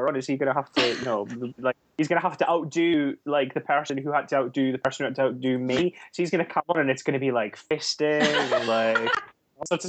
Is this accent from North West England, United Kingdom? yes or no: no; Scotland, United Kingdom; I'm Scottish